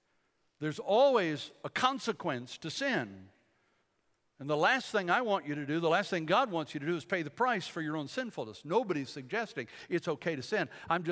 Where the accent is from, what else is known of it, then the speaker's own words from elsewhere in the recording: Bladenboro, North Carolina, United States; also born or lived in Fort Bragg / Detroit; I was born in Fort Bragg, grew up in Bladenboro, North Carolina, a little town, southeast part of the state.